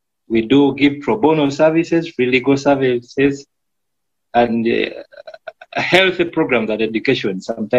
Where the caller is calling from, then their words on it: Uganda; I'm in Uganda. I'm calling from Uganda. I stay in Uganda, and I do my work in Uganda.